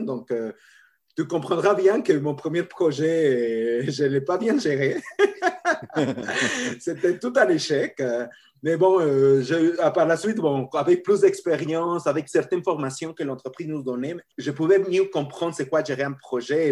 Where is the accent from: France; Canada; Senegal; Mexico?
Mexico; accent: latino; French is a second language; moved away as an adult; j'ai mon accent latino et je suis né au Mexique. Euh, et bon, j'ai grandi au Mexique